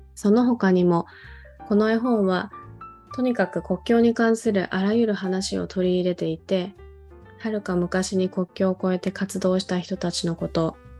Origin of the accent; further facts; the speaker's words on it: South Korea; moved away; 私自身も韓国で子供時代を送った